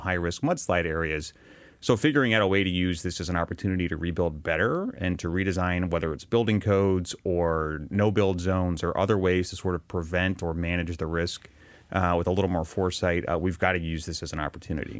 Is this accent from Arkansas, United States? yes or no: yes; Arkansas, United States; I grew up in Arkansas